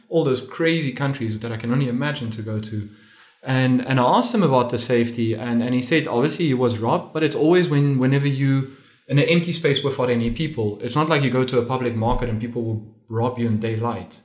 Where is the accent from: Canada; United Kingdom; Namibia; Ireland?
Namibia; moved away as an adult; now in Lisbon, Portugal; I'm from Namibia